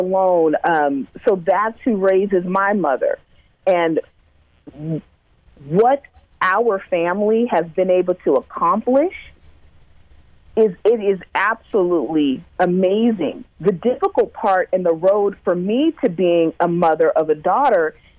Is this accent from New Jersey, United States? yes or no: no; Sunnyvale, California, United States; also born or lived in Vallejo, California; I grew up in Sunnyvale, California